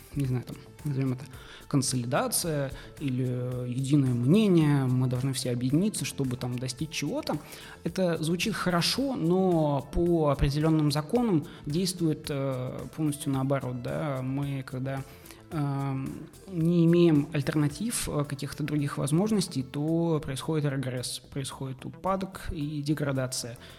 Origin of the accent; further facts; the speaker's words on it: Naberezhnye Chelny, Tatarstan, Russia; moved away as an adult; now in Kazan, Russia; Я сам из Челнов, и переехав в Казань